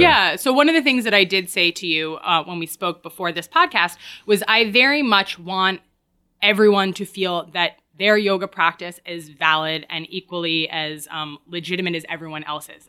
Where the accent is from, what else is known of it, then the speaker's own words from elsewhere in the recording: Woodstock, New York, United States; moved away; I grew up in Woodstock, New York, born and raised